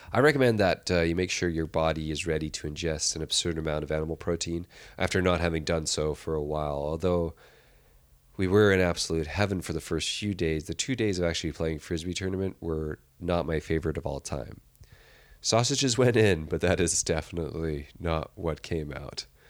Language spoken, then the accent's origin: English; Canada; now in London, United Kingdom; I'm Canadian